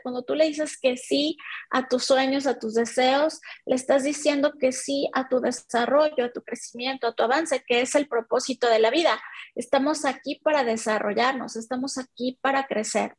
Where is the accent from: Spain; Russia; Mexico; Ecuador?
Mexico; soy mexicana.